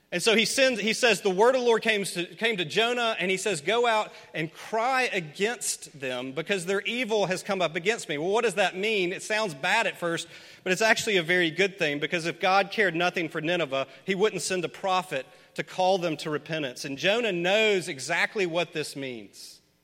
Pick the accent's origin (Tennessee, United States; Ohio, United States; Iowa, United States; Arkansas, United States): Tennessee, United States; Memphis; Memphis, my hometown